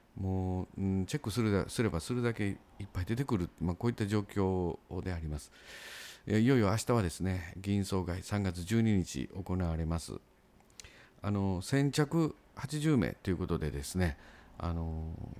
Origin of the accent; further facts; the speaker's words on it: Sakai, Osaka, Japan; 僕らも堺市民からすると